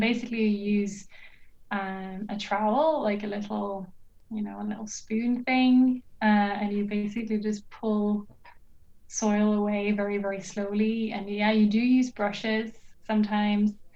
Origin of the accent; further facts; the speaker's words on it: Norway; moved away as an adult; also born or lived in United Kingdom; now in Sweden; I'm originally from Norway, but right now I'm doing my PhD in Sweden